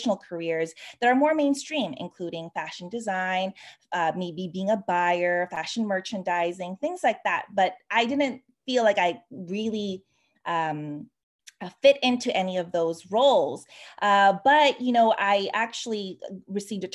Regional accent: Sacramento, California, United States; moved away as an adult; also born or lived in New York City, United States; now in Paris, France; I'm a California native. I grew up in Sacramento, California

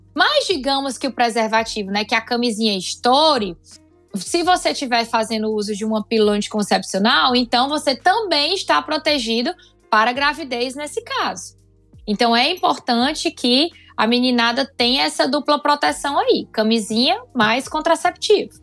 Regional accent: Fortaleza, Ceará, Brazil; Eu sou de Fortaleza, sou ginecologista aqui na cidade de Fortaleza

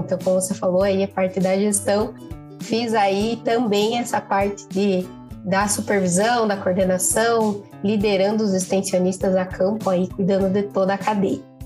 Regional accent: Paraná, Brazil; sou natural do Paraná

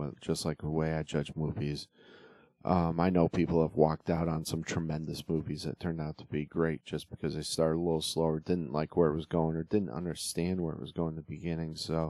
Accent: Northeast, United States; I grew up in the Northeast, so I didn't get to see a lot of the Von Erichs.

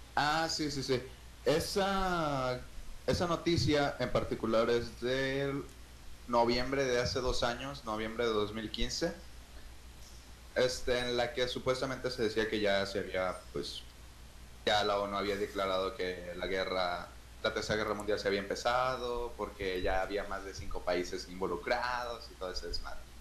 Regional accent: Mexico

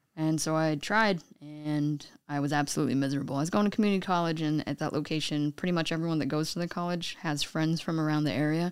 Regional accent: Juneau, Alaska, United States; moved away as an adult; also born or lived in Eugene, Oregon; growing up in Juneau, the only way out is by boated plane

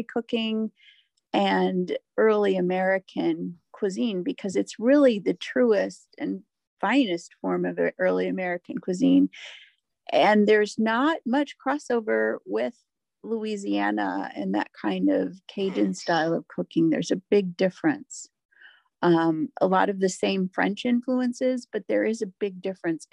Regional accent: Ireland; I'm Irish

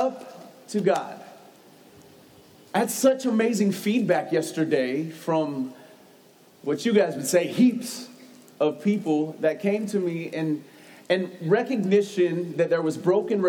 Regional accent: United States; I'm an American.

